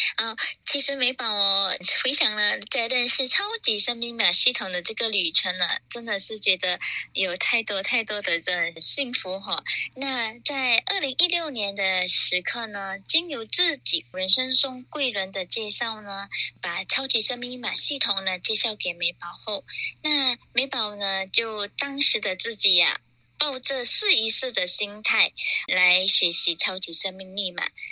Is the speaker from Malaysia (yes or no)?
yes; Malaysia; moved away as an adult; now in Singapore; 我也从马来西亚移民来到了新加坡